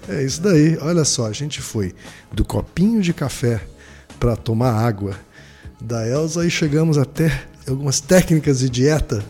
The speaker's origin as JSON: {"language": "Portuguese", "town": "Maringá", "region": "Paraná", "country": "Brazil", "tie": "born or raised there", "said": "Maringá, minha terra natal."}